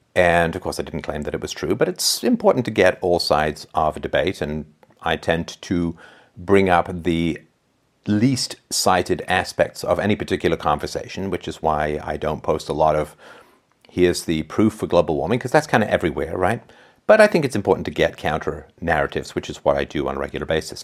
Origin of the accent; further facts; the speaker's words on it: England, United Kingdom; I was growing up in England